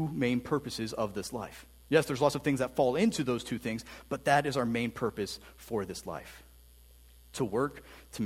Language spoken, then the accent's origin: English; Canton, United States; now in Fredericksburg, United States; I grew up in Canton, which is a little bit different than living down here in Fredericksburg now.